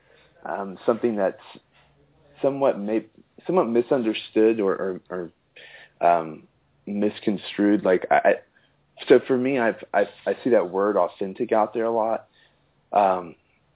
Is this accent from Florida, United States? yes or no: no; Austin, Texas, United States; I'm from Austin, Texas